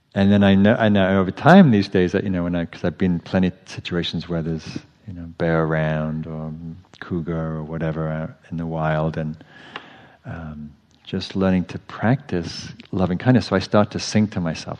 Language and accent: English; England, United Kingdom; moved away as an adult; now in United States; growing up in England where there's nothing poisonous